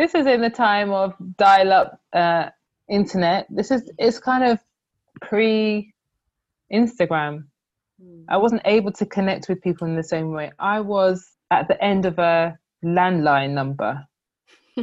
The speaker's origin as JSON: {"language": "English", "region": "London", "country": "United Kingdom", "tie": "born or raised there", "said": "Growing up in Croydon, Thornton Heath"}